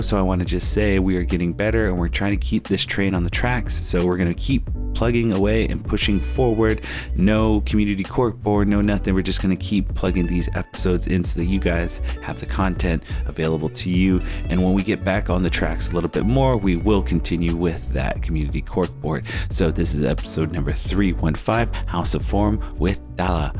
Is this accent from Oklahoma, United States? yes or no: no; Arizona, United States; I'm a Native American and I grew up on the Indian reservation here in Arizona